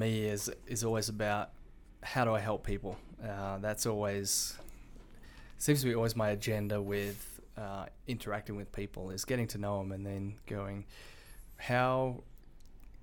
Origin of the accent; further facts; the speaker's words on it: Perth, Western Australia, Australia; moved away as an adult; now in United States; I grew up in Perth, Australia